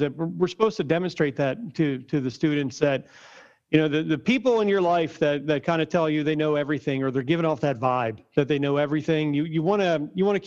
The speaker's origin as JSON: {"language": "English", "town": "Norristown", "region": "Pennsylvania", "country": "United States", "tie": "born or raised there", "said": "I'm from Norristown myself. I'm born and raised from Norristown, right outside of Philly"}